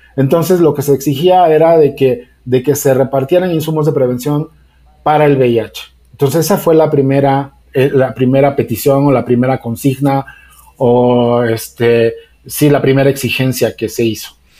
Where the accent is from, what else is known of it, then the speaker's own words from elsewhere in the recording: Mexico; somos mexicanos